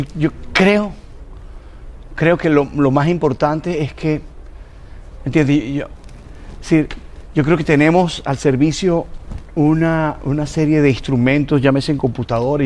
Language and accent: Spanish; Colombia